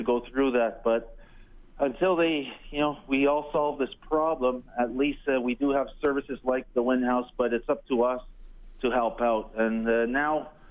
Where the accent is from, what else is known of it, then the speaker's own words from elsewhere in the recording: Montreal, Quebec, Canada; growing up in Montreal